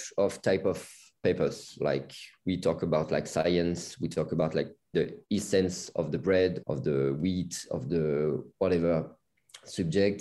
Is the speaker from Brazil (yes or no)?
no; south of France, France; we come from south of France with Elena